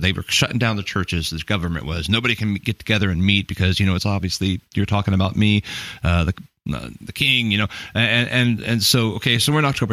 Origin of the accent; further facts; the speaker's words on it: United States; I'm like American pastor guy